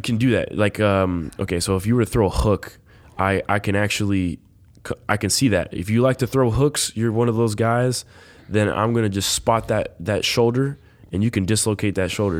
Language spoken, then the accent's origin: English; Los Angeles, California, United States; moved away; I grew up in Los Angeles.